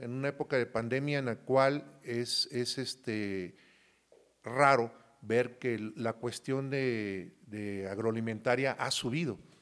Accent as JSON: {"language": "Spanish", "town": "Coatzacoalcos", "region": "Veracruz", "country": "Mexico", "tie": "born or raised there", "also_born_or_lived": "Yurécuaro, Michoacán", "said": "yo soy de un lugar que se llama Yurecuaro, Michoacán, me crié mucho tiempo en Coaxacualcos, Veracruz."}